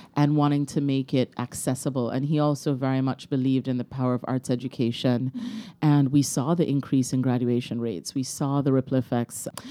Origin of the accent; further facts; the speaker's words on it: Kingston, Jamaica; I grew up in Kingston, Jamaica